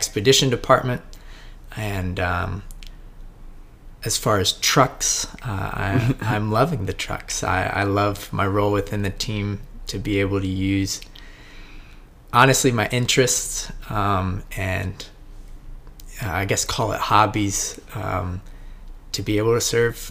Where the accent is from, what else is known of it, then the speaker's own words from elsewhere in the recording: Indiana, United States; I'm originally from Indiana